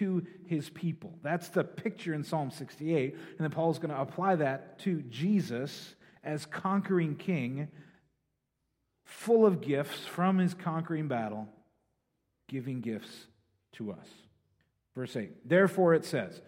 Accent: Green Bay, Wisconsin, United States; I was born in Green Bay.

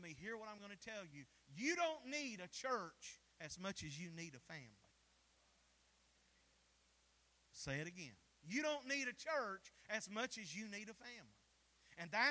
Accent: the South, United States; We're from the South.

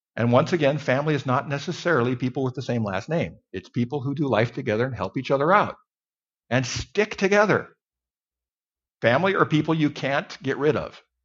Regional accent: Mountain West, United States; moved away; I grew up in a little town in the Mountain West

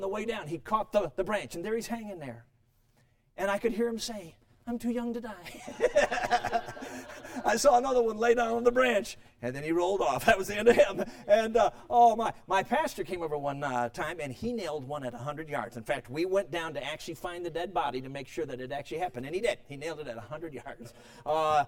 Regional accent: Chicago, Illinois, United States; moved away; also born or lived in Durango, Colorado; Now, I grew up in Chicago.

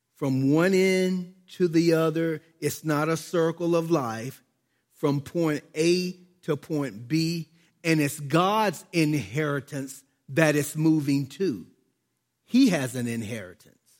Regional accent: United States; I was born in America

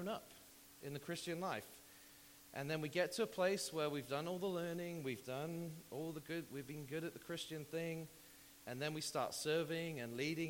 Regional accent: United Kingdom; moved away; also born or lived in Texas; I'm British

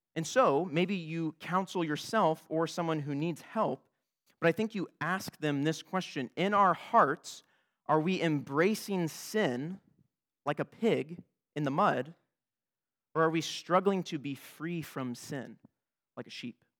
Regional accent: United States; I'm an American

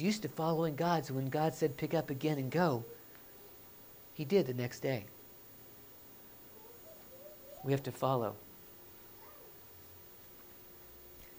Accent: Oklahoma, United States; moved away as an adult; I'm born and raised in Oklahoma

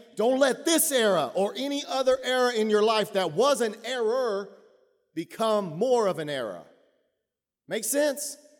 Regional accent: Texas, United States; I grew up in Texas.

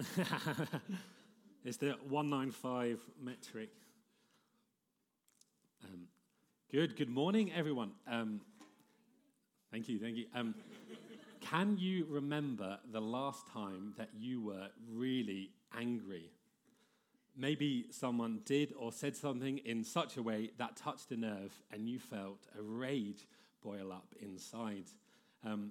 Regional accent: High Wycombe, South East England, United Kingdom; moved away; I grew up just outside of London, born in High Wycombe.

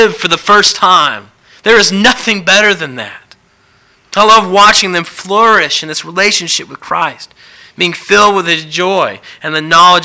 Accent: the South, United States; growing up in the South, I've been to lots of revivals

